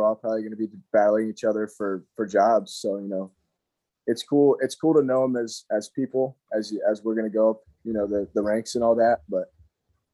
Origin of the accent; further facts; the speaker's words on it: Hendersonville, North Carolina, United States; I was born actually in Hendersonville, North Carolina